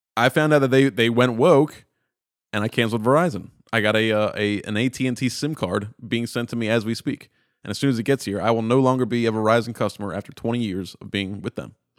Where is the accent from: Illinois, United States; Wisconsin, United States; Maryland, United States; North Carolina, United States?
Maryland, United States; Baltimore; I'm born and raised in Baltimore. I'm in Baltimore right now